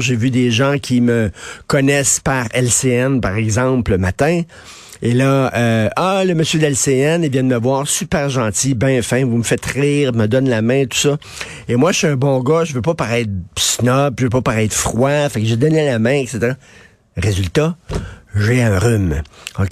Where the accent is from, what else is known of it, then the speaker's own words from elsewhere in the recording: Quebec, Canada; on est tous des Québécois